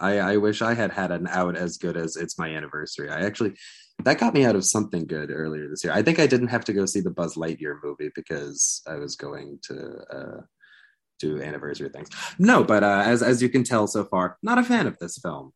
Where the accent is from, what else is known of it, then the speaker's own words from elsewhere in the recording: United States; I'm here as an American speaking with, with British colleagues